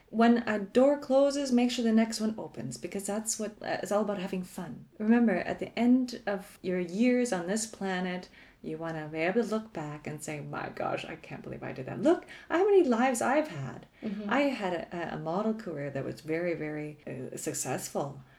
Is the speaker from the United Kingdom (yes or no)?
no; Canada; now in Germany; I am still Canadian. I can move back tomorrow if I wanted to.